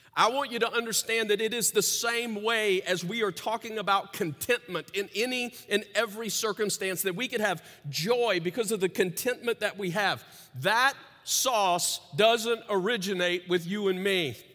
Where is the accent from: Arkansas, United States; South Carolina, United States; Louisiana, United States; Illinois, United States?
Louisiana, United States; As a kid growing up in Louisiana